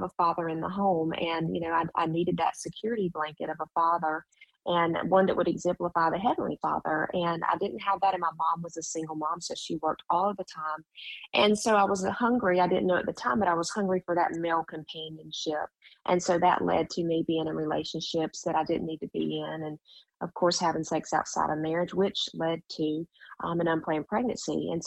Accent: Jacksonville, North Carolina, United States; now in Myrtle Beach, United States; I grew up in Jacksonville, North Carolina, which is a Marine base, Camp Lejeune

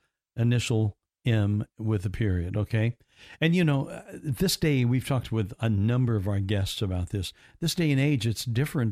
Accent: Indiana, United States; And I'm from Indiana. That's why I said that originally. Yeah, that's where I grew up. And we moved down here in the mid 80s.

